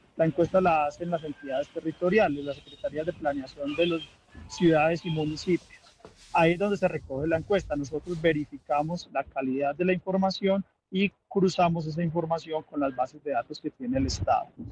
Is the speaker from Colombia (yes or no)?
yes; Colombia; los colombianos